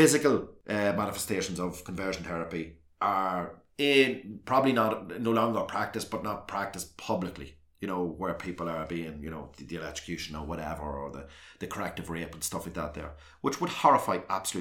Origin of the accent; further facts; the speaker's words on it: South Armagh, Northern Ireland, United Kingdom; I came from South Armagh